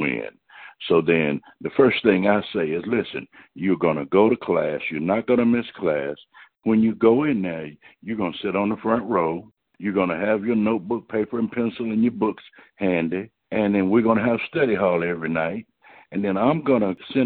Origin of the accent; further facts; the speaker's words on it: Durham, North Carolina, United States; my mother worked in the cafeteria at Duke University when I grew up in Durham.